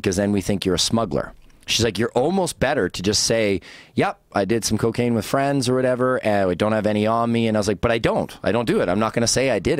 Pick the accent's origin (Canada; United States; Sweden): Canada; British Columbia; I'm a Canadian, so I was like, you can't kick me out of my own country.